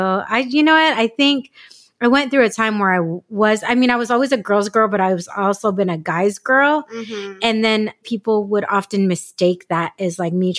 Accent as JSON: {"language": "English", "town": "San Diego", "region": "California", "country": "United States", "tie": "born or raised there", "said": "a native San Diegan. Mm-hmm. So tell me your experience, because I grew up in North County."}